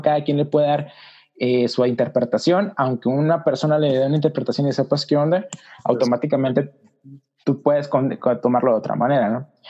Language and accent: Spanish; Mexicali, Baja California, Mexico; soy de Mexicali, Baja California, soy nórdico, o sea, por el norte de México